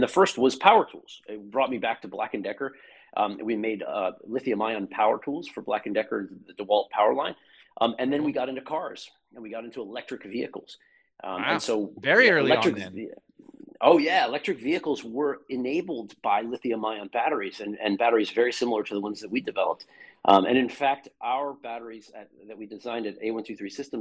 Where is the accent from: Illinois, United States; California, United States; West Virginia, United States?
West Virginia, United States; Morgantown; now in Boston, United States; I grew up in Morgantown, West Virginia, kind of big country compared to where I am now in Boston